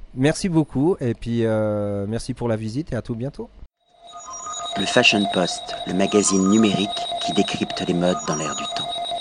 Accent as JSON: {"language": "French", "area": "Deux-Sèvres", "region": "Nouvelle-Aquitaine", "country": "France", "also_born_or_lived": "Valais, Switzerland", "moved": "as an adult", "lives_now": "Crans-Montana, Switzerland", "said": "je suis français des, Deux-Sèvres"}